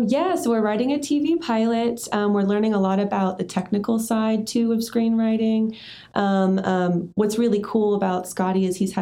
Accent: Australia; now in United States; Life's too short. I'm originally from Australia. I moved back to America

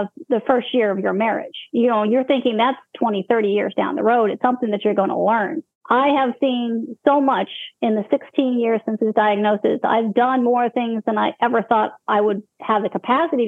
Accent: Colorado, United States; moved away as an adult; now in Illinois, United States; I came from Colorado

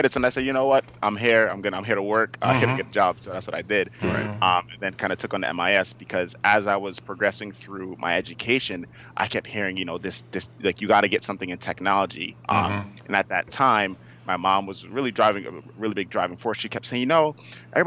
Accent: Uniondale, New York, United States; I'm from Uniondale, New York. So born and raised on Long Island

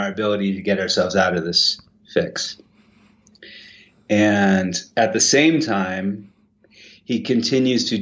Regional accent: Maine, United States; also born or lived in Wales; now in Jackson, United States; I grew up in Maine. I'm a redneck farmer from Mid-Coast.

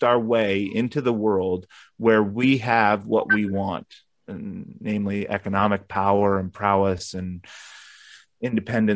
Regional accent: United States; as an American

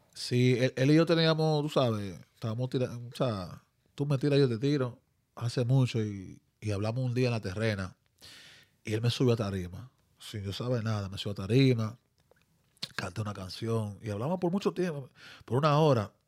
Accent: Dominican Republic; now in New Jersey, United States; soy dominicano 100%

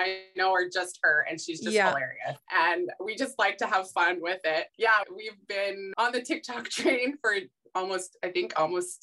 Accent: Saskatchewan, Canada; I grew up in Sukkur, Saskatchewan. That's where I'm from

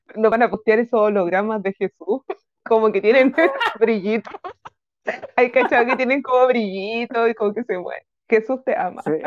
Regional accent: Chile; yo soy de Chile.

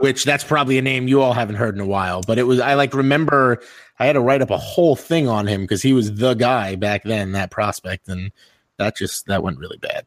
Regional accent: New York, United States; I'm from New York

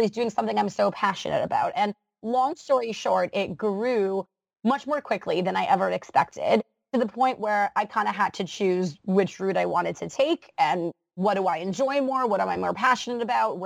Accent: Canada; as a Canadian

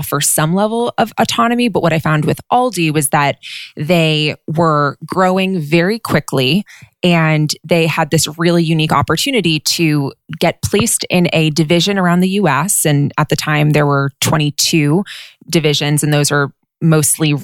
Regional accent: Westchester County, New York, United States; moved away as an adult; also born or lived in Los Angeles, California / Southern California; now in Northern California, United States; I grew up in an area called Westchester County, which is a suburb of New York City

